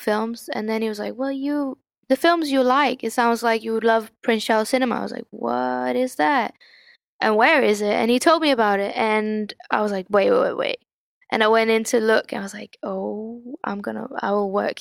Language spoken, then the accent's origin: English; Kalundborg, Zealand, Denmark; now in London, United Kingdom; I am from a small town called Kalundborg in Denmark